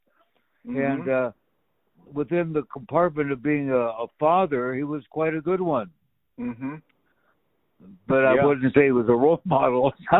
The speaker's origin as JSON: {"language": "English", "town": "Walla Walla", "region": "Washington", "country": "United States", "tie": "born or raised there", "moved": "yes", "said": "friends of my family back in my hometown."}